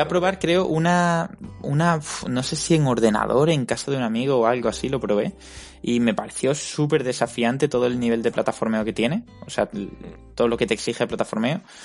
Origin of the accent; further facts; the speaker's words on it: Málaga, Andalusia, Spain; ambos somos de Málaga